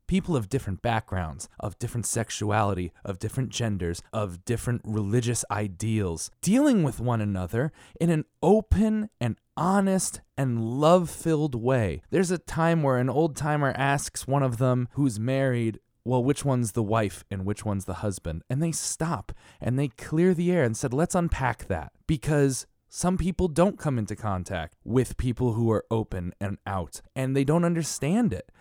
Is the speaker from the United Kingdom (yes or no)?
no; Connecticut, United States; I'm from Connecticut